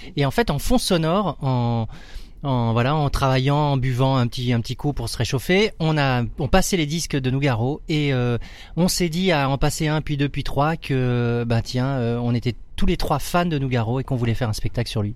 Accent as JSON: {"language": "French", "area": "Alsace", "region": "Grand Est", "country": "France", "tie": "born or raised there", "moved": "as an adult", "said": "je viens je viens d'Alsace"}